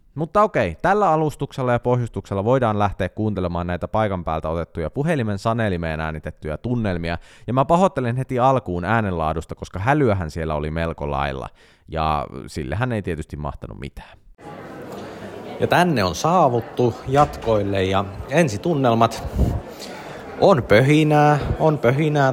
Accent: Central Finland, Finland; me nyt keskisuomalaiset pidetään yhtä

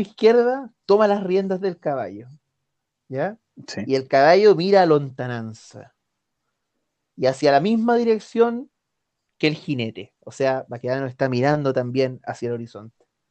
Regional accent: Chile; Chile, ya, eh, bueno, somos hijos del rigor

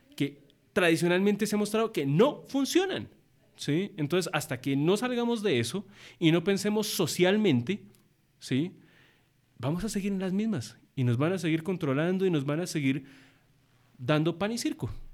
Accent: Colombia; also born or lived in United States / Birmingham, England; soy, un colombiano

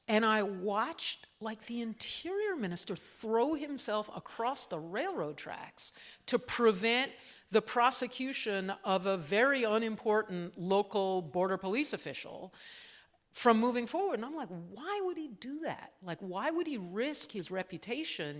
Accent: Cambridge, Massachusetts, United States; also born or lived in Washington, D.C.; I was born there, but we were, I grew up in Cambridge, Massachusetts, in a, in a university town

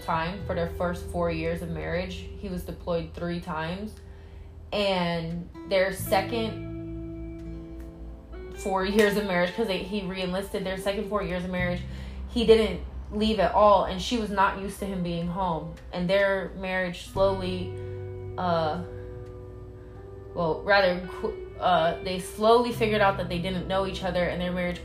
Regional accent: Vallejo, California, United States; I'm from the Bay Area. I'm from Vallejo, California.

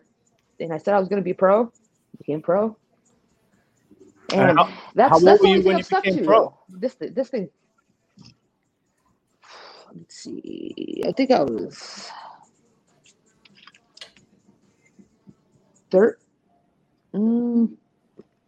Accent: Modesto, California, United States; also born or lived in San Jose; I'm from Modesto in San Jose

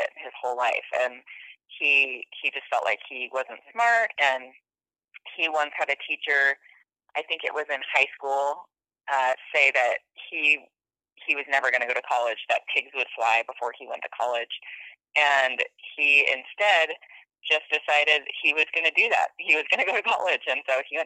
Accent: Sequim, Washington, United States; also born or lived in Silverton, Oregon; now in Boise, United States; I grew up in Squim, Washington, on the Olympic Peninsula

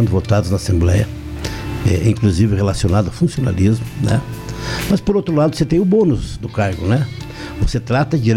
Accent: União da Vitória, Paraná, Brazil; born there; Eu sou nascido em União da Vitória.

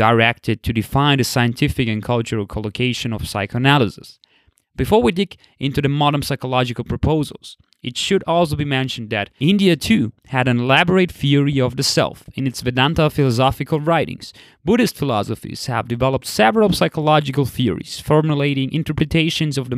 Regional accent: Austria; I grew up and live in the West, in Austria

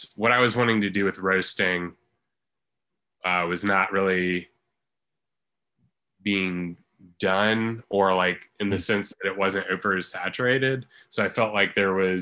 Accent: Christiansburg, Virginia, United States; also born or lived in Harrisonburg, Virginia; I was born in Christiansburg. And I pretty much have lived here my entire life.

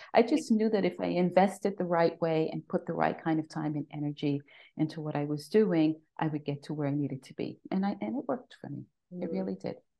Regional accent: New York City, New York, United States; moved away as an adult; now in Austria; I am a native New Yorker, born and raised, raised in the Bronx

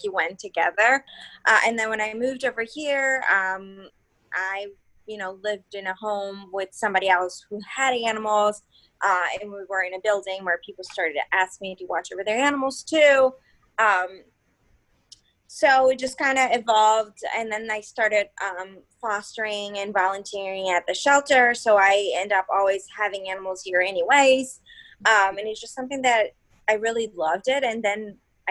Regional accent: Brazil; moved away as an adult; now in Philadelphia, United States; I've been here in Philly for a while now. I'm originally from Brazil

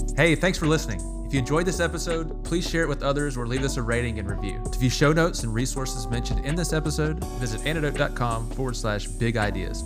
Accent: Louisiana, United States; I grew up in Louisiana, duck hunting

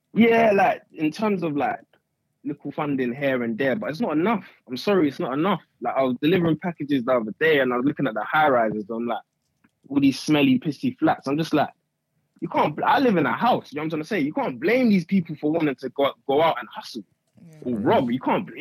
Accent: Croydon, London, United Kingdom; also born or lived in Nigeria; I'm from, I'm, I'm from South London. I'm from Croydon side.

